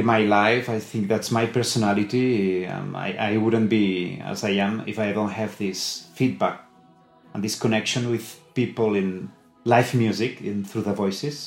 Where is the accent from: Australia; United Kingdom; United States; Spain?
Spain; Sabadell, Catalonia; English is a second language; My choir now is in Sabadell, in my hometown.